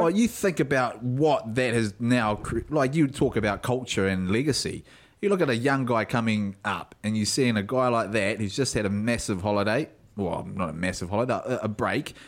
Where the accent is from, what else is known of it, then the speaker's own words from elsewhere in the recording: South Island, New Zealand; I was brought up down south